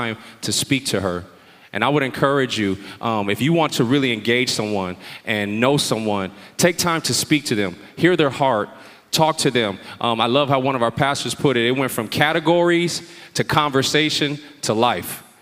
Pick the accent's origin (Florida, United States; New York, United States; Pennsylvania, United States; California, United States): California, United States; San Diego; I was born and raised here in San Diego